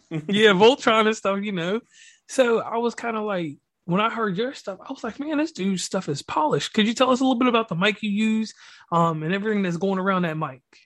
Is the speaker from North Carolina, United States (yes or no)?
no; Virginia, United States; now in West Virginia, United States; I'm a native actually of Virginia